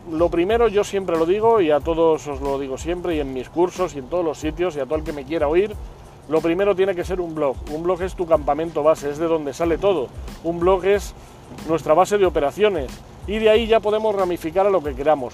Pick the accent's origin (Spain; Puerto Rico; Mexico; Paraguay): Spain; aquí en España